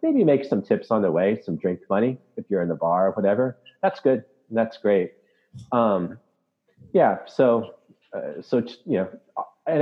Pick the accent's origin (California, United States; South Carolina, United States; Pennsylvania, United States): California, United States; Southern; moved away as an adult; also born or lived in Malaysia / Canada; now in Washington, D.C., United States; growing up in Southern California